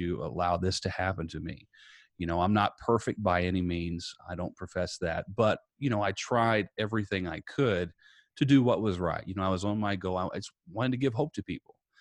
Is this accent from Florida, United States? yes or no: no; Princeton, Indiana, United States; my hometown was Princeton, Indiana, uh, just a little bit south of Evansville, uh, grew up there